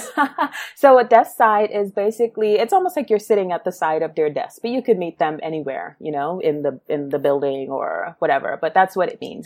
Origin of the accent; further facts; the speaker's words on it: New York City, New York, United States; also born or lived in Guyana; so I was born in Brooklyn.